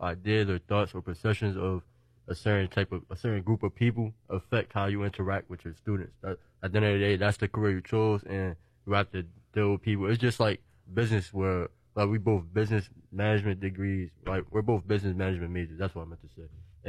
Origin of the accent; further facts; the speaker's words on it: Newark, New Jersey, United States; I'm from Newark.